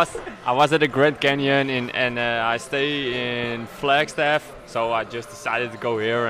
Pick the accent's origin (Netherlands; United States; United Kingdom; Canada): Netherlands; I'm from Holland.